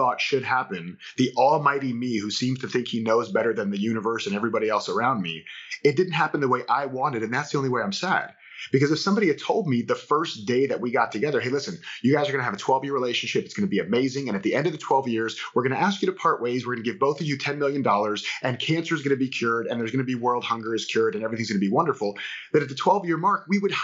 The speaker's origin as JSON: {"language": "English", "region": "Florida", "country": "United States", "said": "I'm from Florida"}